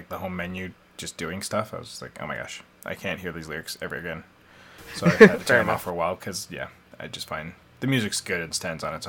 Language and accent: English; Canada; our home and native land